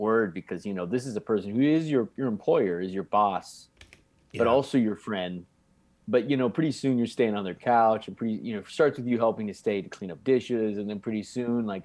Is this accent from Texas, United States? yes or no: yes; Arlington, Texas, United States; I grew up in Arlington, which is right between Dallas and Fort Worth